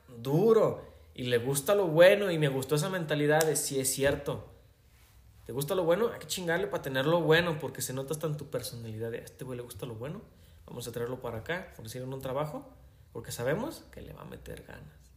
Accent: Mexico; Yo también soy mexicano.

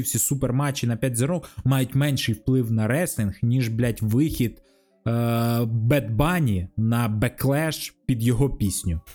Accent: Kharkiv, Kharkiv Oblast, Ukraine; я з Харкова

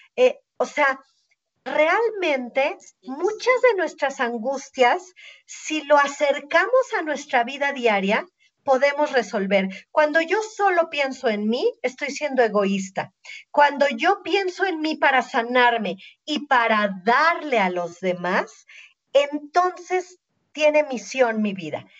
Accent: Mexico; Somos mexicanos

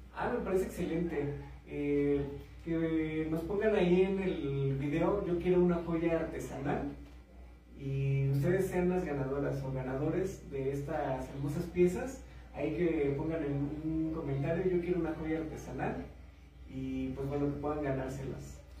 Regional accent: Mexico; nuestra identidad como mexicanos

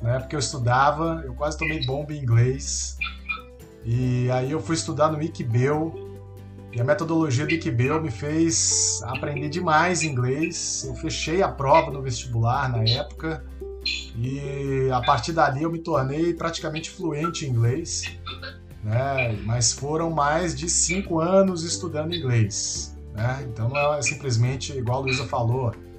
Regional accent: Brazil; accent: Brazilian; o meu inglês tem o sotaque brasileiro do português do Brasil

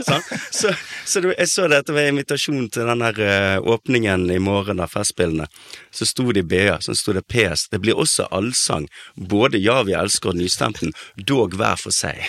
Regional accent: Bergen, Vestland, Norway; en slags sånn eh, ekstrembergensk oppvekst

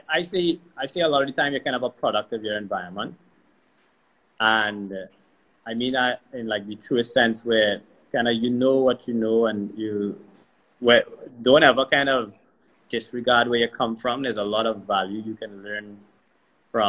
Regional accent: Trinidad & Tobago; I'm from Trinidad

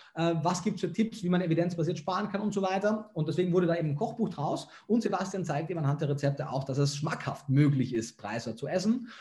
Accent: Klagenfurt, Carinthia, Austria; moved away; also born or lived in Germany / Vienna; bin aus Kärnten, aus Klagenfurt

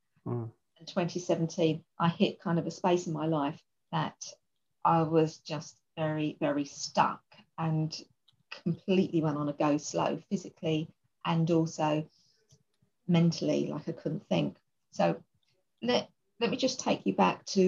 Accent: London, United Kingdom; I come from East London and probably say, you know, quite a poor part of East London.

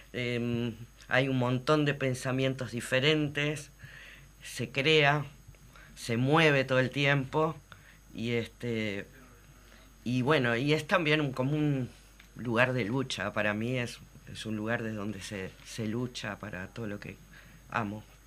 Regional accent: Uruguay; lo que somos los uruguayos

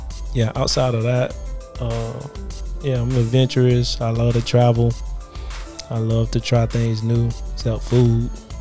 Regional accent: Miami Gardens, Florida, United States; I grew up in Miami Gardens. Well, yeah, in this area.

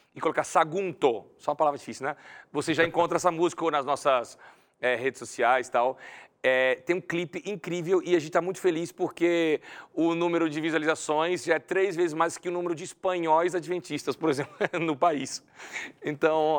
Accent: Brazil; moved away as an adult; now in Spain; eu sou brasileiro

